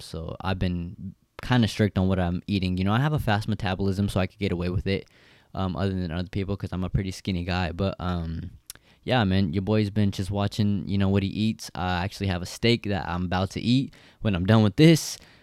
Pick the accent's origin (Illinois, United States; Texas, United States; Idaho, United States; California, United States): California, United States; Stockton; the area I grew up, uh, grew up in, you know, it's the fucking ghetto. I'm from Stockton